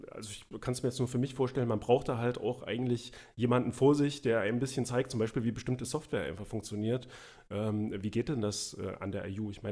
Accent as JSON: {"language": "German", "region": "East Germany", "country": "Germany", "tie": "born or raised there", "said": "also ich bin ja im Osten aufgewachsen, also in der DDR. Äh, und da war die Schule auch noch ein bisschen anders, also auch die Grundschule."}